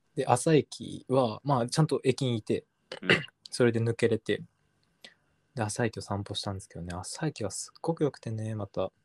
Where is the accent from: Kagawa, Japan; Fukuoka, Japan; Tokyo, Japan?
Fukuoka, Japan; Kitakyushu; now in Kyoto, Japan; 俺これから北九州帰んのかと思って。